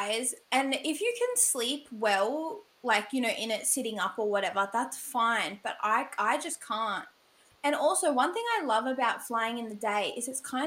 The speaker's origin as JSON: {"language": "English", "country": "Australia", "said": "I'm an Aussie gal"}